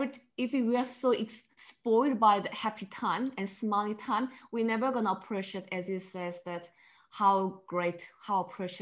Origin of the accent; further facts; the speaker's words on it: South Korea; English is a second language; now in Australia; Because before Korea, I think maybe if you go Korea, used to Korea culture, fast. Everything is fast, quick, and very competitive.